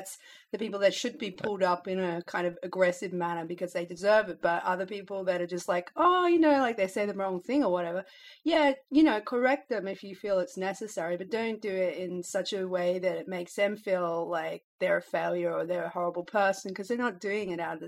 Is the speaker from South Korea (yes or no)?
no; Australia; Like we get constant as a couple because I'm Australian and she's American